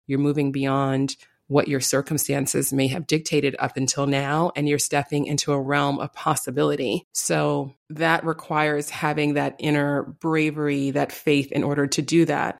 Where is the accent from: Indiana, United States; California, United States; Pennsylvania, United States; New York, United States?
New York, United States; New York City; I'm from the Bronx, and in fact, I grew up in the neighborhood of Yankee Stadium